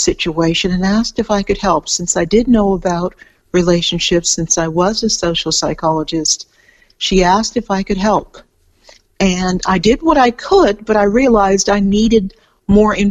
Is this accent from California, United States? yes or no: yes; California, United States; moved away as an adult; now in Melbourne, Australia; I'm from California, and I've lived for quite a while here in Australia. I live outside Melbourne now